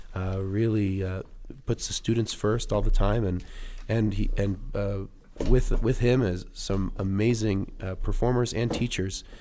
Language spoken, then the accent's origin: English; California, United States; moved away as an adult; now in Colorado, United States; I'm from California